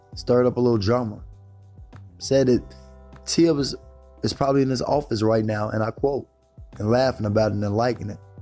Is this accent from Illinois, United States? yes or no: yes; Chicago, Illinois, United States; I'm from Chicago